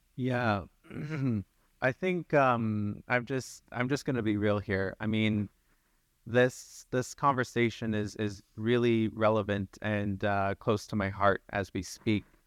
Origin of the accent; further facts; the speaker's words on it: Sturgeon Lake Cree Nation, Alberta, Canada; I'm from Surgeon Lake Cree Nation, proud citizen of and Treaty eight territory.